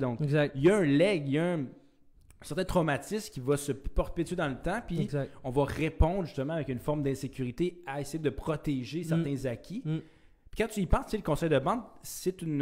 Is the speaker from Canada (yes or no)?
yes; Chibougamau, Quebec, Canada; je viens de, du, nord du Québec. Je viens d'une petite ville.